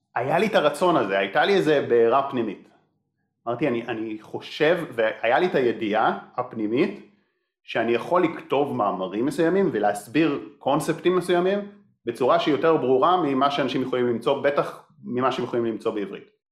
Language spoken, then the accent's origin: Hebrew; Israel; אני קיבוצניק